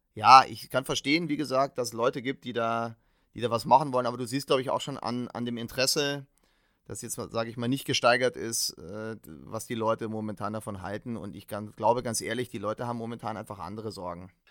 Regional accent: Bavaria, Germany; bei uns in Bayern

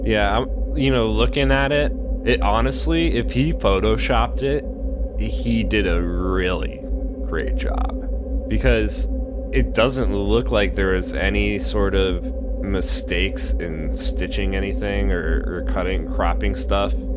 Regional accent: United States; I am American.

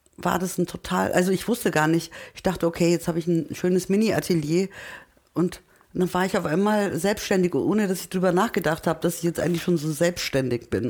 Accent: Munich, Bavaria, Germany; German is a second language; also born or lived in Turkey; als Münchner

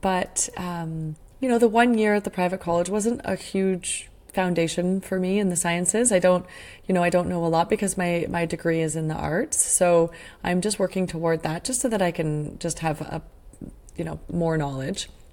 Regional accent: Sudbury, Ontario, Canada; I grew up in Sudbury, Ontario

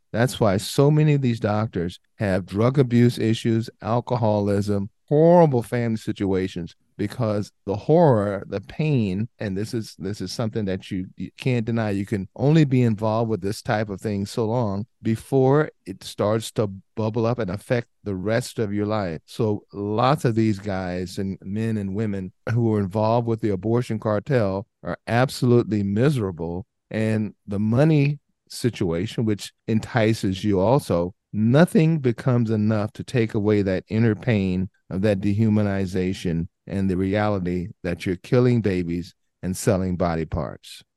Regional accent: Southern California, United States; a guy born and raised in Southern California, inner city, lower socioeconomic area

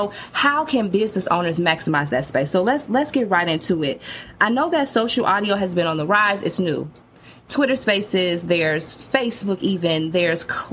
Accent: Chicago, Illinois, United States; my hometown of Chicago

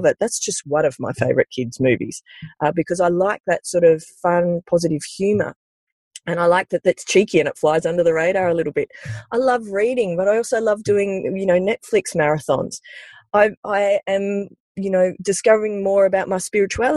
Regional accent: Sydney, New South Wales, Australia; growing up in the Sutherland Shire in the early 80s

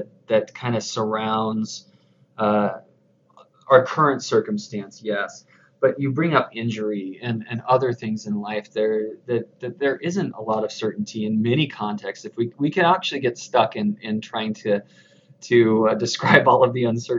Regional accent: the South and the desert Southwest, United States; now in Utah, United States; I grew up in the South and in the desert Southwest, but now I'm here raising my family in Utah

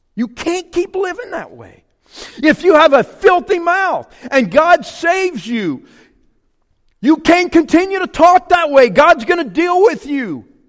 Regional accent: Louisiana, United States; born or raised there; moved away

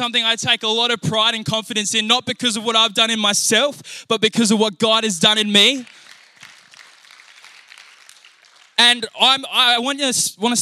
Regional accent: Naracoorte, South Australia, Australia; born or raised there; also born or lived in Hamilton, New Zealand

